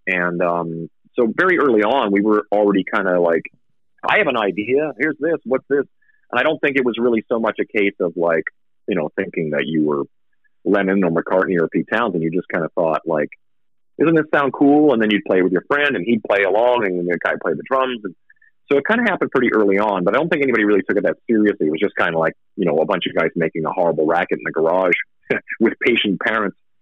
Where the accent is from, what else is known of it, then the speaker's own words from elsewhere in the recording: Saskatchewan, Canada; also born or lived in Vancouver, Canada; now in Las Vegas, United States; i moved like from Saskatchewan where I grew up was super winter